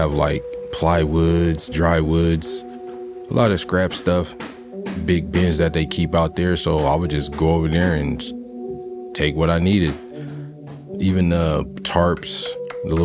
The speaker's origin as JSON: {"language": "English", "town": "San Jose", "region": "California", "country": "United States", "said": "I'm from San Jose, California."}